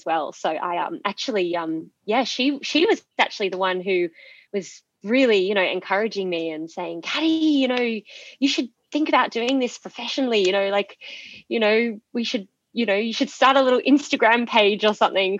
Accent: Sydney, New South Wales, Australia; also born or lived in Perth, Australia; flew back interstate to Sydney, which is my home state

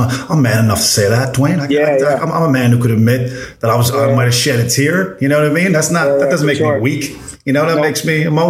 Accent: Newfoundland and Labrador, Canada; moved away; I'm from Newfoundland originally.

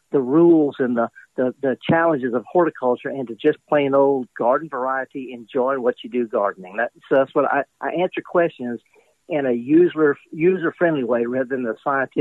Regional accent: Mississippi, United States; I'm born and raised in Mississippi

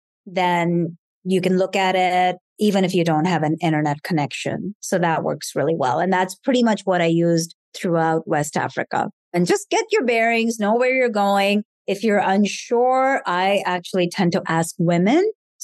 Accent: India; because I am from India. And in India, it's frowned upon to show your body in a way that's somewhat risque

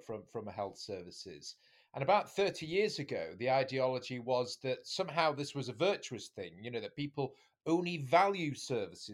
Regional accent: the north of England, United Kingdom; We're all brothers from the North

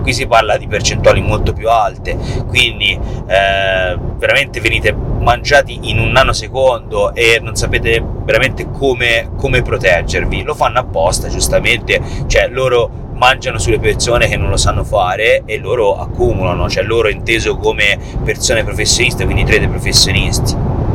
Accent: Tuscany, Italy; noi siamo toscani

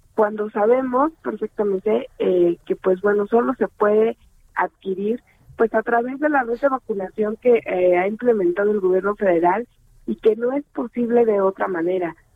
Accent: Mexico; mi país

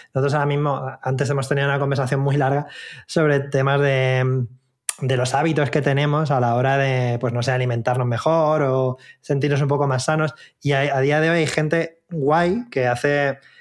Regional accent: Albacete, Castilla-La Mancha, Spain; moved away; Yo soy de Albacete

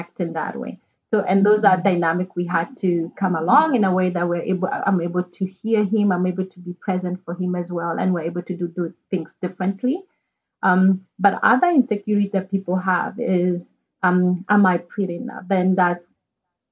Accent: Kenya; moved away; back in Kenya, I'm from Kenya originally.

